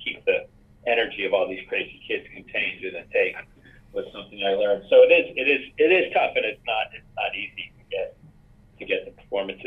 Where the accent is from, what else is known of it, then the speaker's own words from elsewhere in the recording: New York, United States; moved away; I was from New York. So when people asked me, where are you from? I say, New York